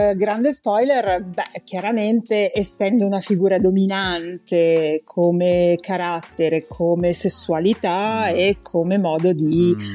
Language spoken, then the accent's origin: Italian; Rome, Lazio, Italy; io sono nata a Roma